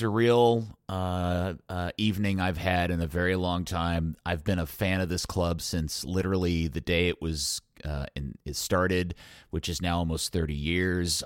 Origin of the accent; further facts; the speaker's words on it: Dallas, Texas, United States; my town, my hometown club